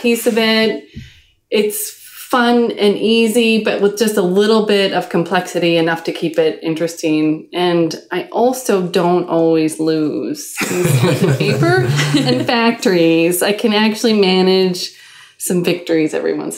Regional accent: Midwest, United States; I'm from the Midwest.

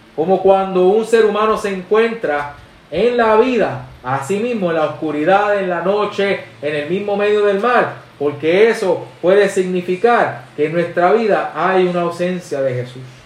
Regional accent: Puerto Rico; somos boricuas

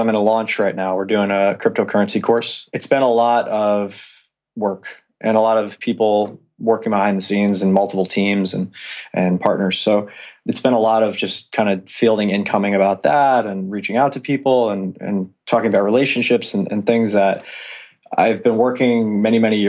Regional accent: Long Island, New York, United States; I grew up on Long Island. It's in New York.

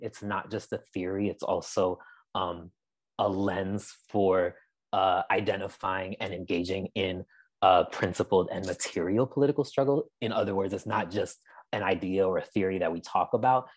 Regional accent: Amherst, Massachusetts, United States; I'm originally from Amherst, Massachusetts. Um, that's where I spent most of my young life

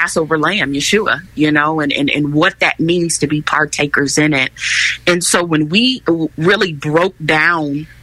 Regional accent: Chicago, Illinois, United States; I'm actually from Chicago. I was born and raised on the west side of Chicago, Illinois

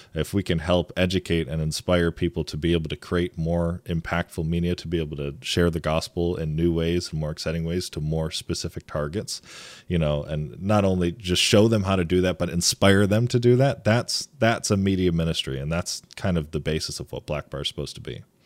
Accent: east side of Michigan, United States; I actually grew up and I lived on the east side of the state

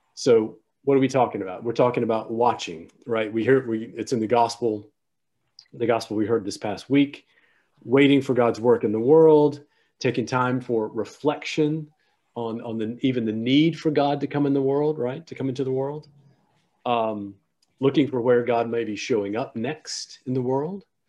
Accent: South Carolina, United States; moved away as an adult; also born or lived in Austin, Texas; I grew up in South Carolina, but I'm, I am a priest of this diocese

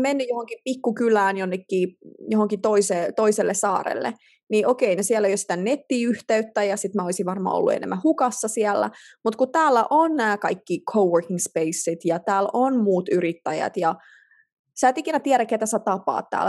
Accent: Finland; moved away as an adult; me suomalaiset

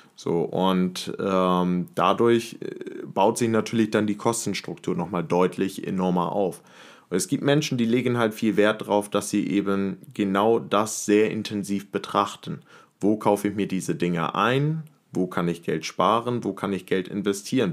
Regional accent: Henstedt-Ulzburg, Schleswig-Holstein, Germany; moved away as an adult; now in Hamburg, Germany; Ich bin aufgewachsen in Henstedt-Ulzburg

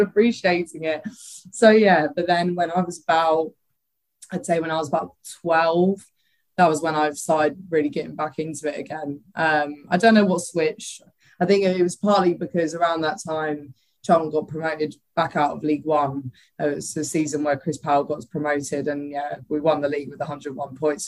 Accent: Ramsgate, South East England, United Kingdom; also born or lived in Greenwich, London / Bexley, London; I grew up in Ramsgate

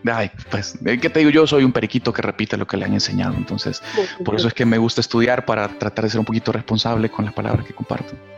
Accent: El Salvador; acá en mi país se me dio la oportunidad de ser parte de la ah, selección de fútbol del Salvador

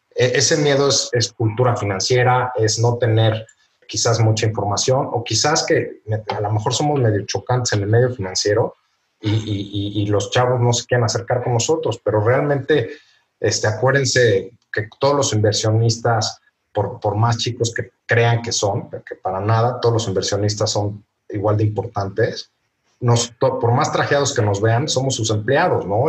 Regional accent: Mexico; como, como mexicanos

